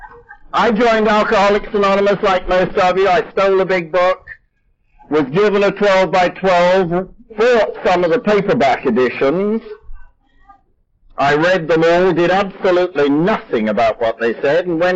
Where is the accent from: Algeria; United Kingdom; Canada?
United Kingdom; England; now in United States; I'm English by birth